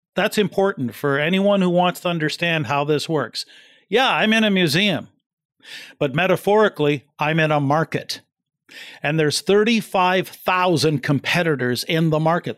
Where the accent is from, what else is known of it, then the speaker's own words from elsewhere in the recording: East Coast of New Brunswick, Canada; now in London, Canada; I come from the East Coast of New Brunswick in Canada, and I'm in London, Ontario now